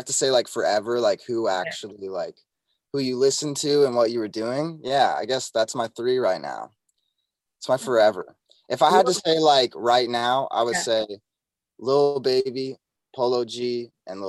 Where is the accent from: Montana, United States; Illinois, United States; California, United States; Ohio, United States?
Montana, United States; now in Nashville, United States; I grew up in Montana